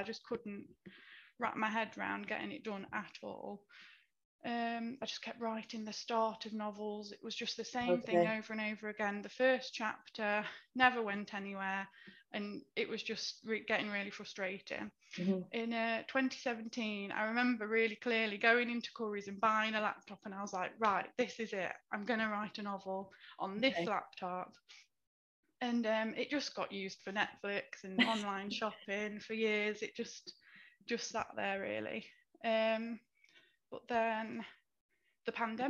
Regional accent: Derby, East Midlands, United Kingdom; I'm from Derby and I work for the NHS

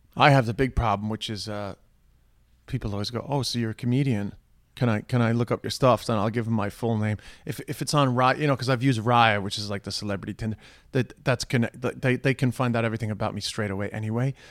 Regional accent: New York, United States; accent: New York; now in Ireland; my New York accent

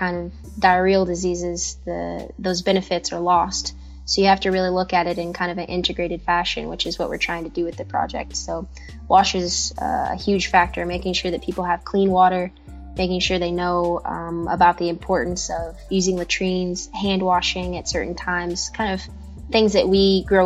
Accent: Kentucky, United States; moved away as an adult; now in Ghana; I currently live in Ghana in West Africa, and I'm from Kentucky in the United States

